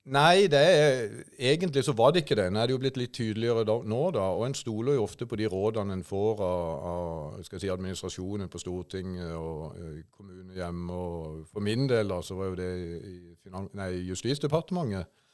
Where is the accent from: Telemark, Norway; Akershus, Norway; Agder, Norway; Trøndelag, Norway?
Agder, Norway; Kristiansand; jeg hadde mine første barneår i Auglandsbukta i Vågsbygd. Før etter hvert, når jeg begynte på barneskolen, flytta opp til Golanhøyden